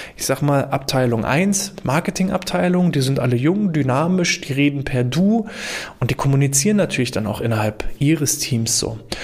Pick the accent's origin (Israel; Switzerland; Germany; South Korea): Germany; bei uns in Deutschland